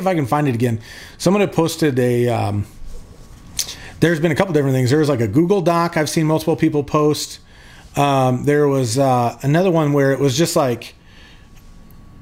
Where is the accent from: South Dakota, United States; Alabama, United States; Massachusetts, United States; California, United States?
South Dakota, United States; I'm from South Dakota, and I call dude is just a general term